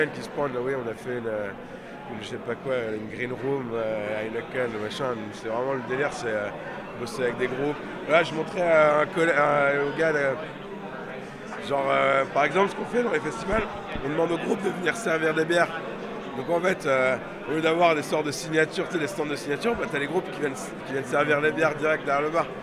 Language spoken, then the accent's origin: French; England, United Kingdom; On fait, voilà, on est anglais, donc euh, on est, enfin, on travaille euh, sur le marché anglais.